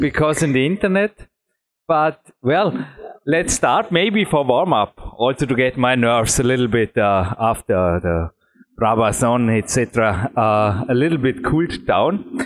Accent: Austria; English is a second language; I am from Austria and not from Belgium.

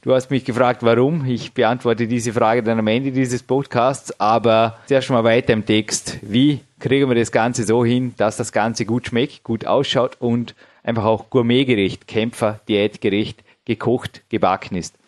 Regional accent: Austria; als Österreicher

